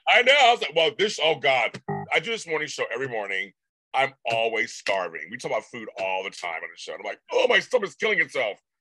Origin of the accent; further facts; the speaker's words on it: United States; I'm from America.